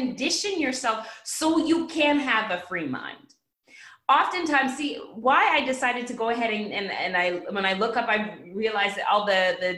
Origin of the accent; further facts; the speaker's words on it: Canada; now in United States; I am Canadian. And in Canada, we actually have Thanksgiving